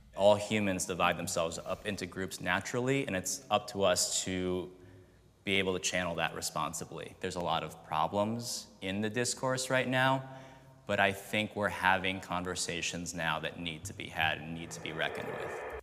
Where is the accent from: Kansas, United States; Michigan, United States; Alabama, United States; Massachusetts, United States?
Kansas, United States; moved away as an adult; now in Los Angeles, United States; growing up in Kansas